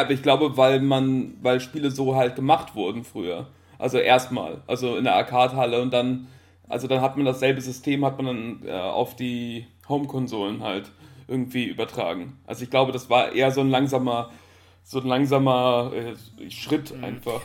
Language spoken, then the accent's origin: German; Italy; moved away; Ich bin halt in Italien aufgewachsen